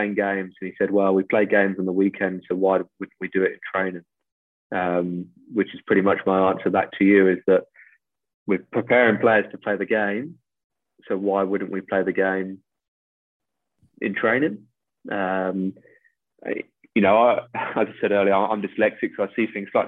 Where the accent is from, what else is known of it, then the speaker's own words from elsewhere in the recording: England, United Kingdom; moved away as an adult; now in Australia; I arrive as an Englishman abroad